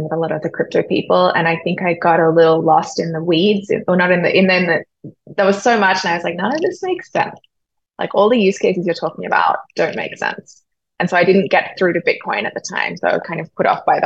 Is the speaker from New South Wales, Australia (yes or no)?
yes; Sydney, New South Wales, Australia; moved away as an adult; also born or lived in New York; growing up in Sydney with good public infrastructure